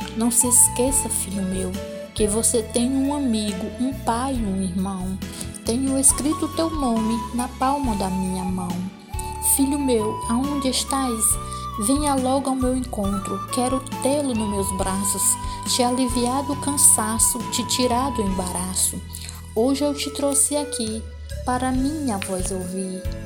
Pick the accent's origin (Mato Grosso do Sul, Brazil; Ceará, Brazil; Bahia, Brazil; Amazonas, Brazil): Ceará, Brazil; Fortaleza; sou daqui de Fortaleza, Ceará